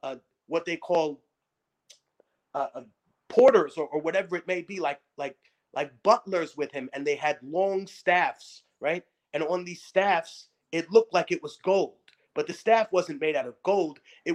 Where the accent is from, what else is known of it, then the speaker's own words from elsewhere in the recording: New York City, New York, United States; also born or lived in Lima, Peru; growing up in Harlem, every month was Black History Month.